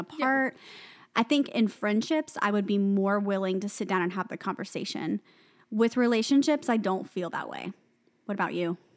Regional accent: the South, United States; I'm from the South

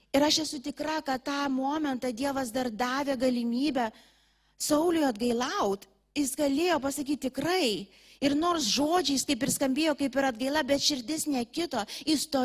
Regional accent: Lithuania; mes lietuviai

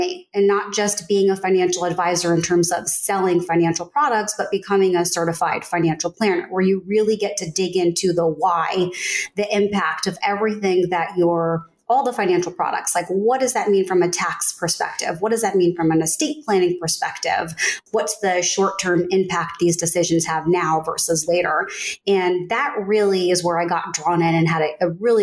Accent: Northern New Jersey, United States; growing up in Northern New Jersey, I didn't look like anyone else

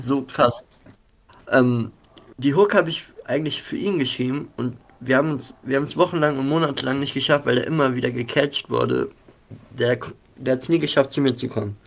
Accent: Mönchengladbach, North Rhine-Westphalia, Germany; ich selber komme aus Mönchengladbach, habe hier auch mit einigen Leuten gestartet

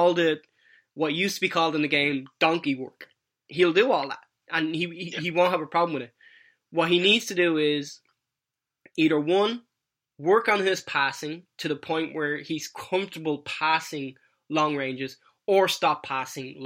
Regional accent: Ireland; now in United States; as an Irish living in America

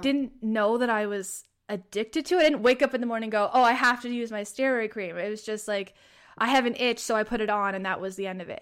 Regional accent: Prince Edward Island, Canada; I am from Prince Edward Island, Canada

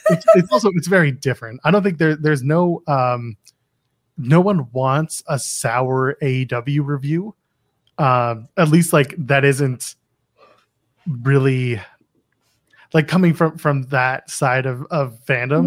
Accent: Canada; I'm Canadian

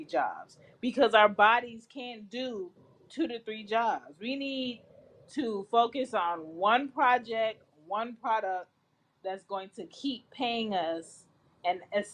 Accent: Jamaica; I'm Jamaican

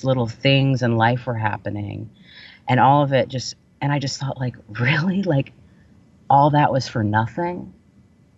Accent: Vero Beach, Florida, United States; growing up in the South

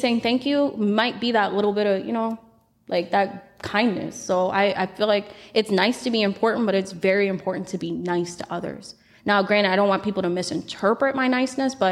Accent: Florida, United States; I'm from Florida

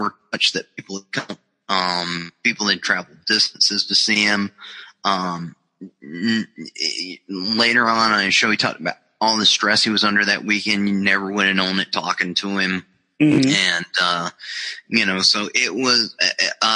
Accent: Charlotte, North Carolina, United States; I met a lot of people in wrestling, especially growing up in Charlotte.

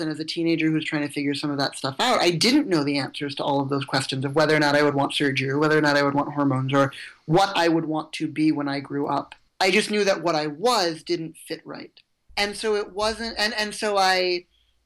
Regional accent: Evanston, Illinois, United States; I grew up in Evanston, just north of Chicago

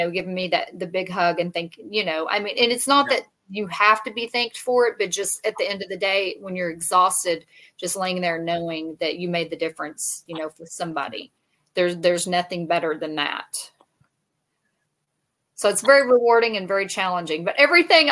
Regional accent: Texas, United States; I'm from Texas

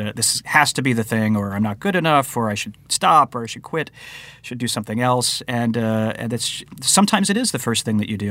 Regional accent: Nebraska, United States; moved away as an adult; since we moved out from Nebraska

